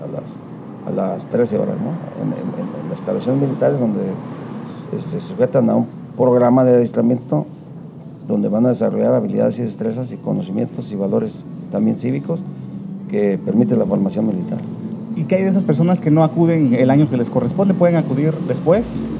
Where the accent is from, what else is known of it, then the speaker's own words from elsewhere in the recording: Mexico; como ciudadano mexicano, pues tener la identidad nacional y los valores cívicos para cumplir como mexicano